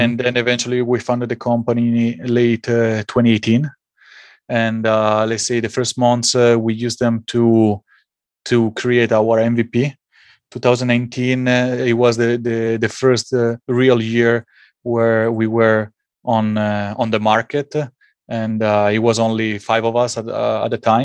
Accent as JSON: {"language": "English", "country": "Italy", "also_born_or_lived": "United States", "second_language": "English", "said": "While I was in Italy, and maybe you can hear it from my accent, I was playing at the highest level, highest youth level."}